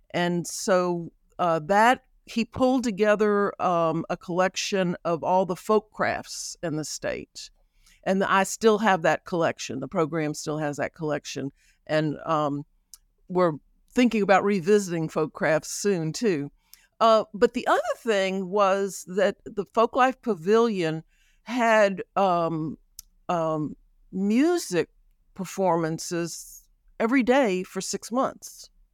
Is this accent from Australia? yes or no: no; Baton Rouge, Louisiana, United States; also born or lived in New Orleans; I am from Baton Rouge. I was born in New Orleans and raised here